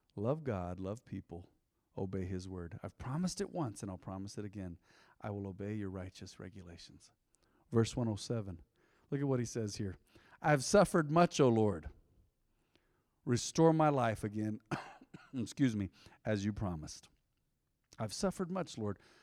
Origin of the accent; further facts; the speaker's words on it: Española, New Mexico, United States; I was born in Española